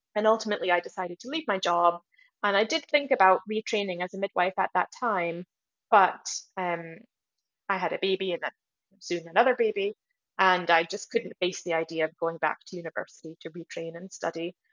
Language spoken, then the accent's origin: English; United States; moved away; I grew up in America